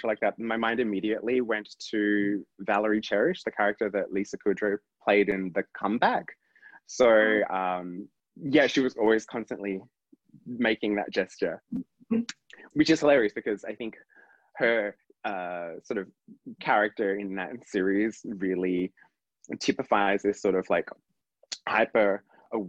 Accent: Perth, Western Australia, Australia; growing up in Perth

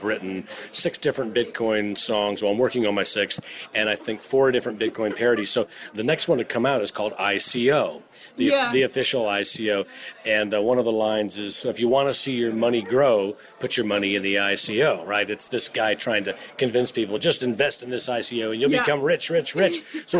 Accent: United States; Of course, I'm an American

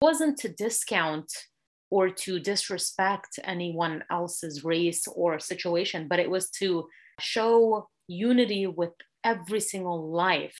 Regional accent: California, United States; I was born and raised here in California

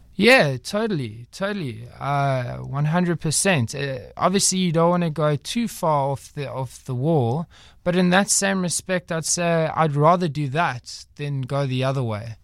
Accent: Durban, KwaZulu-Natal, South Africa; moved away as an adult; now in Cape Town, South Africa; I was born in Durban, raised there for most of my life, and then, uh, I came down here

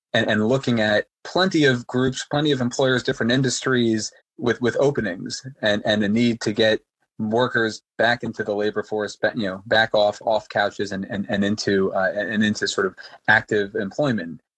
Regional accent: New York, United States; Growing up in New York

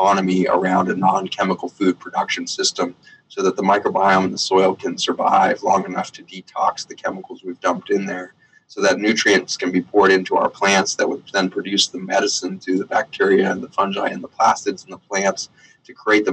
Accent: United States

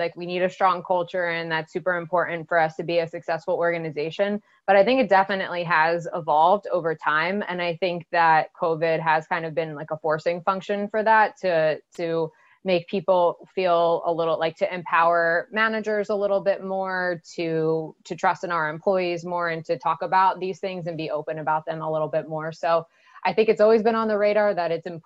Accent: United States; as an American

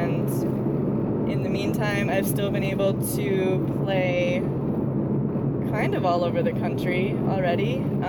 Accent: United States; moved away as an adult; now in Portland, United States; I'm from Wisconsin, Minnesota originally, and I moved to Portland about a year and a half ago.

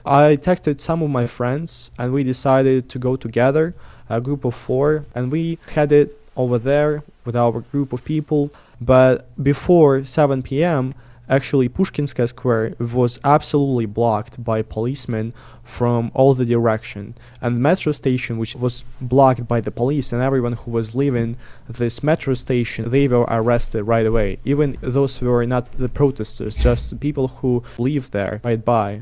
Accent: Russian Far East, Russia; moved away as an adult; also born or lived in Moscow, Russia; now in Tbilisi, Georgia; my hometown, then like some cultural aspects of life in the far east of Russia

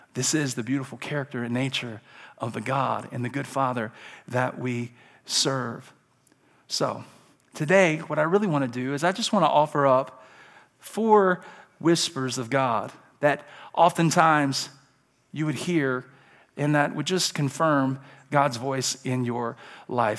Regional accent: Alabama, United States; I'm from Alabama.

